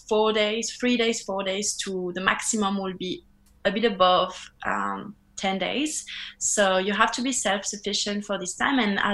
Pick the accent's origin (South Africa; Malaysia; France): France; English is a second language; moved away as an adult; also born or lived in New Zealand; now in Australia; I'm from France.